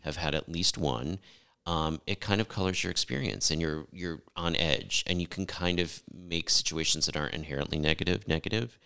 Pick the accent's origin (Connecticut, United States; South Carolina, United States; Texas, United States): Connecticut, United States; I grew up in the East Coast, uh, in Connecticut